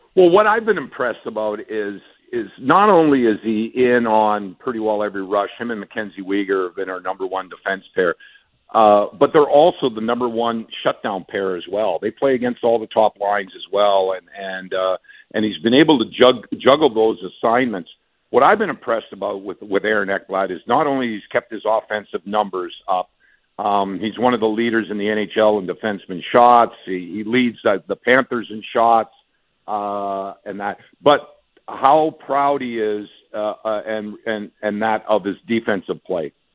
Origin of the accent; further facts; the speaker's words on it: Western Canada, Canada; moved away; I'm from Western Canada